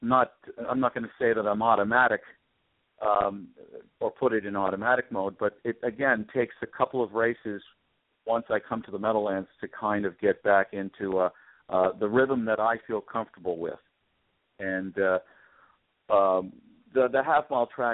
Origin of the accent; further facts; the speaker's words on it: Toronto, Ontario, Canada; I grew up in Toronto